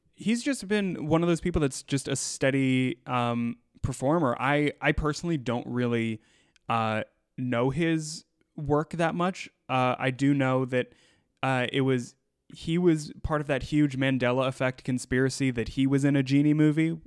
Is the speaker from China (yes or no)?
no; United States; growing up in the United States